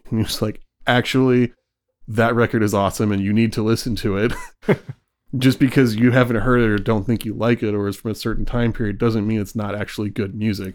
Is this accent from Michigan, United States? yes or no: yes; Michigan, United States; Growing up in Michigan